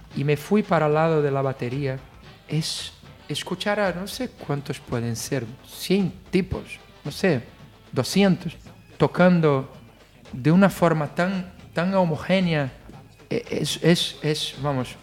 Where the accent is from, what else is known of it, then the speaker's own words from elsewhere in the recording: Rio de Janeiro, Brazil; Spanish is a second language; moved away as an adult; also born or lived in Italy; now in Spain; yo además soy de Río de Janeiro